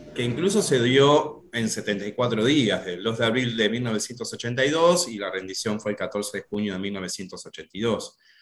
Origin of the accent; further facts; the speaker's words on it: Tandil, Buenos Aires Province, Argentina; moved away as an adult; now in Buenos Aires, Argentina; soy profe de geografía de la ciudad de Tandil, hace unos pocos años que estoy viviendo en Buenos Aires